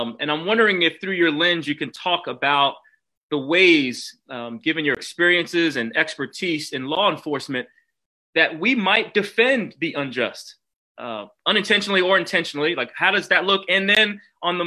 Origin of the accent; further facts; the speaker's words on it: New York, United States; I grew up in New York, NYPD, in the family